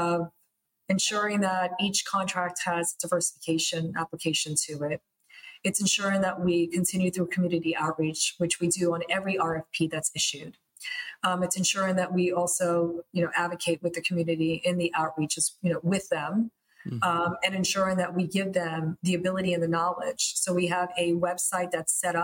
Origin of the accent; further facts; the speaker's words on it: New York City, New York, United States; English is a second language; I was born and raised in Queens